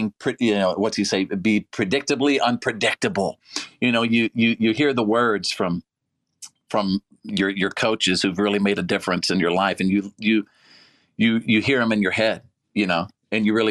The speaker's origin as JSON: {"language": "English", "town": "Bowie", "region": "Texas", "country": "United States", "tie": "born or raised there", "said": "From my hometown of Bowie, Texas"}